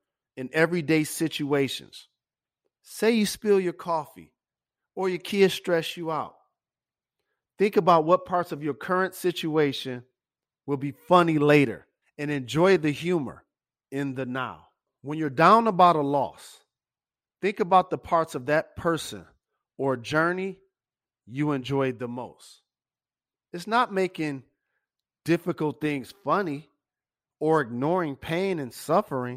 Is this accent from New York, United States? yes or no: no; Detroit, Michigan, United States; growing up in my hometown, Detroit